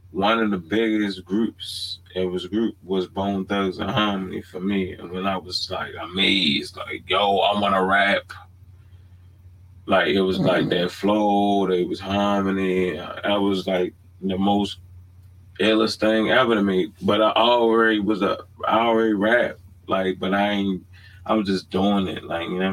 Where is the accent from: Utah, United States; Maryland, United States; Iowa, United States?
Maryland, United States; Baltimore; moved away; I'm born and raised in Baltimore